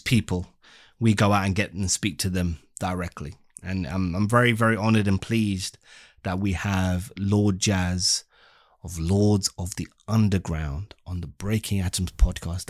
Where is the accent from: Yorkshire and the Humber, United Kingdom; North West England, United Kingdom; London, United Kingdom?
London, United Kingdom; we're from the UK, London